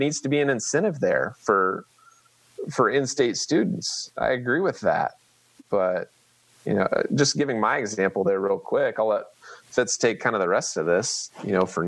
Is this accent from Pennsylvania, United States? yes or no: no; Manhattan, Kansas, United States; also born or lived in Oklahoma; I grew up in Manhattan. I went to Manhattan High